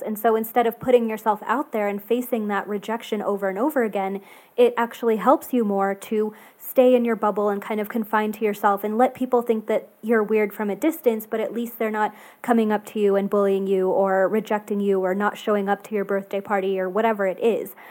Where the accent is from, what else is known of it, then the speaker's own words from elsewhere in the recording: Texas, United States; I grew up in Texas, and so it's definitely, like, Southern